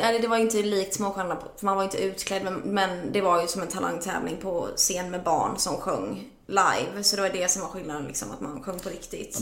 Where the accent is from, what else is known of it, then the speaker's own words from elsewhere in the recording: Jönköping, Jönköping County, Sweden; also born or lived in Norrköping / England; när jag var fyra och ett halvt så flyttade vi till Jönköping där jag växte upp